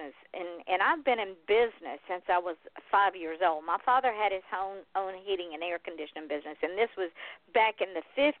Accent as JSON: {"language": "English", "region": "Georgia", "country": "United States", "said": "I'm from Georgia"}